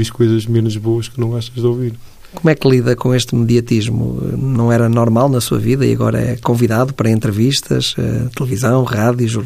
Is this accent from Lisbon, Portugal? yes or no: no; Santa Maria da Feira, Aveiro District, Portugal; treinador da minha terra